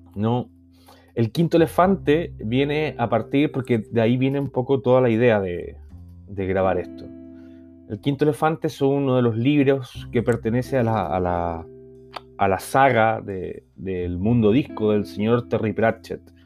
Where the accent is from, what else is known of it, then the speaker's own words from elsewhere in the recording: Chile; now in Barcelona, Spain; yo soy chileno y vivo en, Barcelona.